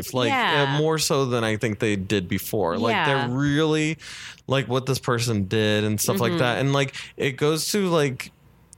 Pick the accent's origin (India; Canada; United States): United States; Southern California; growing up in Southern California, everything's so new.